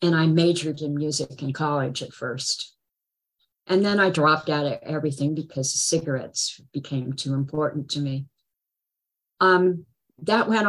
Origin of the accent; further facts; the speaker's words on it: Berkeley, California, United States; I was born in Berkeley